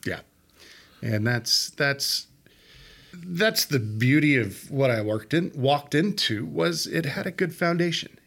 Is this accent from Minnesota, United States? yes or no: no; Odessa, Texas, United States; also born or lived in Fort Worth, Texas; I grew up here